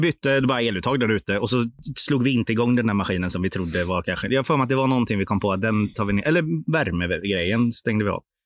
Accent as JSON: {"language": "Swedish", "country": "Sweden", "said": "vi är svenskar"}